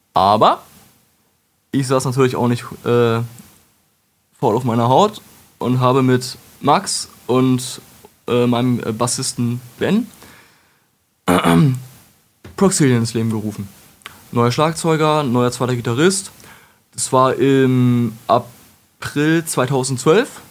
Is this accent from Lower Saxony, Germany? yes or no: yes; Wolfenbüttel, Lower Saxony, Germany; Ich komme aus Wolfenbüttel